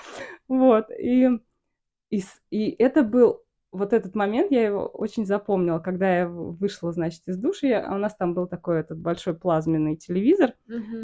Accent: Samara, Samara Oblast, Russia; moved away as an adult; also born or lived in Kauai, Hawaii; я из Самары

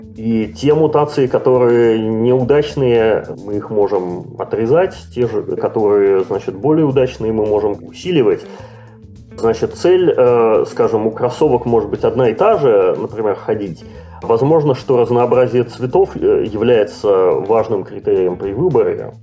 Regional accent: Saint Petersburg, Russia; also born or lived in North America; now in Canada; родом из России, Санкт-Петербурга и Ленинграда, но живу давным-давно в Северной Америке, а, последние годы в Канаде

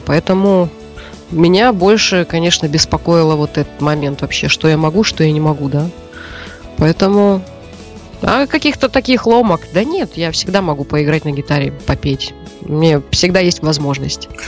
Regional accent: Siberia, Russia; moved away; родилась и выросла в Сибири

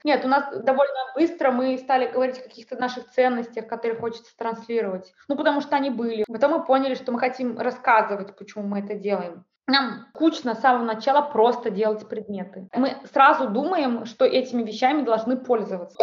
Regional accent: Saint Petersburg, Russia; я из Санкт-Петербурга

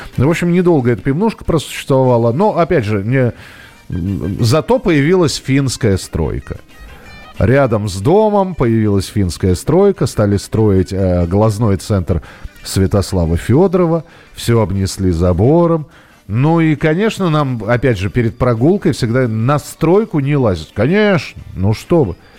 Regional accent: Moscow, Russia; родной для себя, м, Бескудниковский бульвар, там, где я вырос, в Москве.

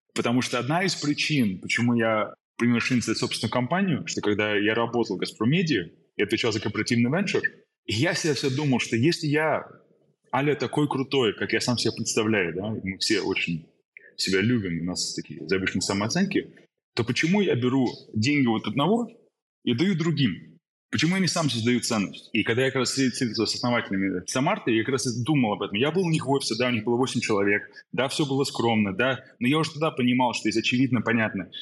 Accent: Saint Petersburg, Russia; moved away; also born or lived in Germany / United States / London; Родился в Питере, уехал в Германию.

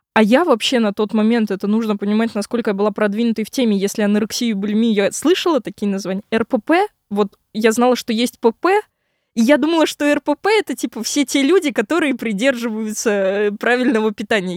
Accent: Moscow, Russia; я вообще родилась в Москве, часть жизни прожила в Москве, потом жила в Подмосковье. И вот как раз на 11 класс я снова вернулась в Москву

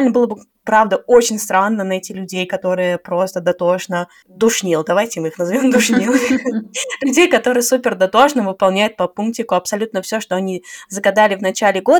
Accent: Saint Petersburg, Russia; now in Tashkent, Uzbekistan; из Питера, а сейчас живу в Ташкенте.

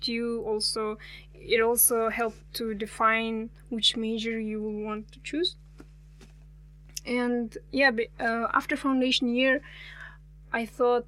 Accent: Almaty Region, Kazakhstan; English is a second language; I'm actually from Almaty, but not from the city

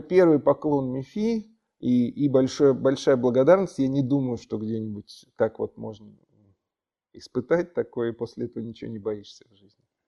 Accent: Moscow, Russia; Родился я в Москве, и родители родились в Москве, и дедушки, бабушки родились в Москве

